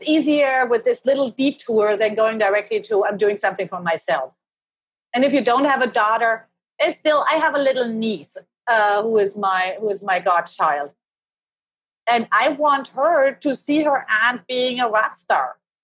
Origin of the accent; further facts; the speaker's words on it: Germany; now in Seattle, United States; I was born and raised in Germany